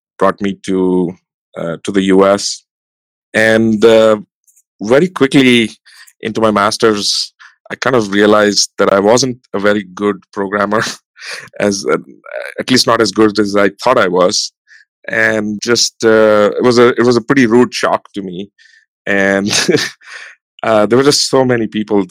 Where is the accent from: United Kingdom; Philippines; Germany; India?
India; Rajasthan; moved away as an adult; now in San Francisco, United States; I born and brought up in India, and sort of very small town in the state of Rajasthan